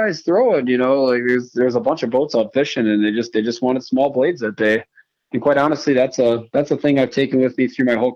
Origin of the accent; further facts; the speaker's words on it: Green Bay, Wisconsin, United States; I grew up in Green Bay